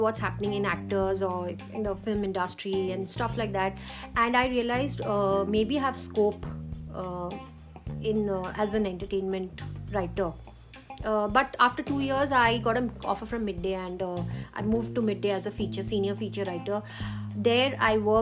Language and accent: English; Cuttack, Odisha, India; moved away; originally from Cuttack, Odisha